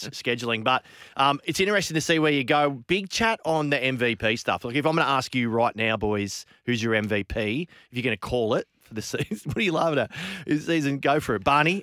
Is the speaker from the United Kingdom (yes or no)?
no; Australia; As an Aussie